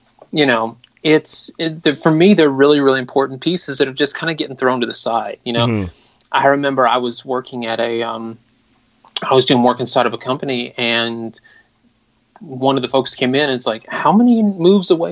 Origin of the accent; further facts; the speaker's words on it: Atlanta, Georgia, United States; I'm from Atlanta, Georgia